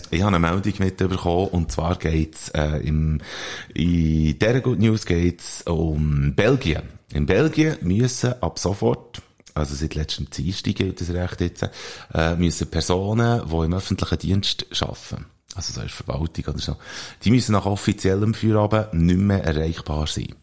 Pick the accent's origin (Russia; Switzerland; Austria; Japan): Switzerland; bei uns in der Schweiz